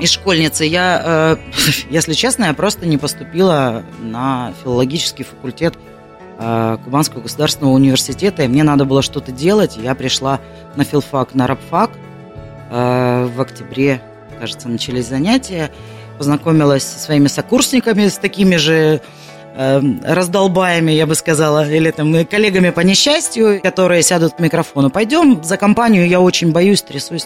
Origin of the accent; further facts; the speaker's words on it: Kalmykia, Russia; now in Krasnodar, Russia; родилась я в Калмыкии